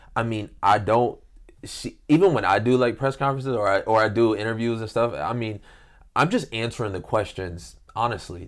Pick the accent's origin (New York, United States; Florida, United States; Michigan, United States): Michigan, United States; Detroit; moved away; I grew up in Detroit